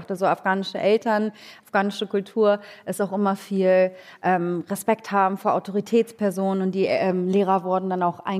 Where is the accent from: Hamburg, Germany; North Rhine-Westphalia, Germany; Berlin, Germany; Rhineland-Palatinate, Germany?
Hamburg, Germany; Also ich bin in Hamburg-Langhorn äh, groß geworden. Ich glaube, Helmut Schmidt ist der bekannteste Langhorner Deutschlands